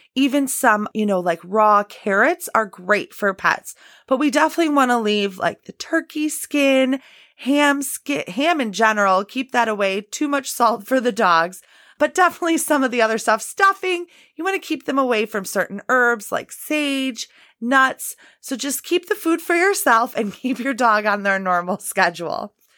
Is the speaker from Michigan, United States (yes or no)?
no; Illinois, United States; I'm from Illinois and, you know, we do get some pretty brutal winters here in the Midwest. I'm just outside Chicago